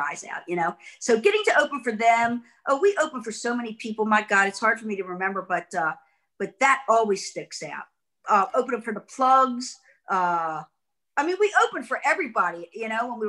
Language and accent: English; Baltimore, Maryland, United States; I'm from Baltimore